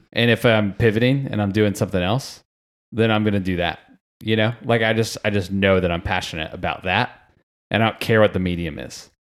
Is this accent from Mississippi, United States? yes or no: no; Sarasota, Florida, United States; I was from Sarasota, Florida